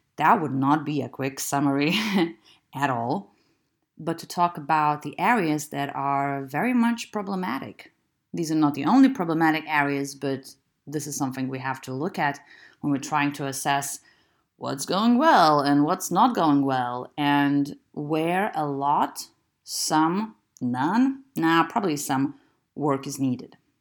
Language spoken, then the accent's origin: English; Lithuania; I'm from Lithuania, which is still a very conservative